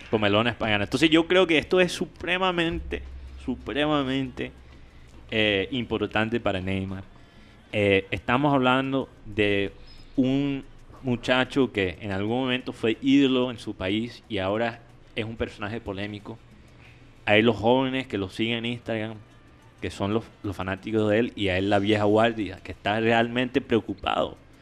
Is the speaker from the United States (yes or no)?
yes; United States; yo como gringo